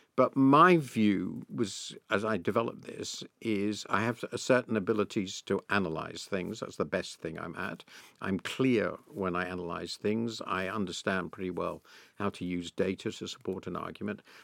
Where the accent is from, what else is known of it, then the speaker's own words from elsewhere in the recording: United Kingdom; being British